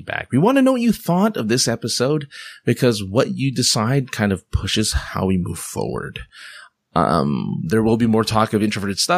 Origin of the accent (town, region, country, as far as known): Philippines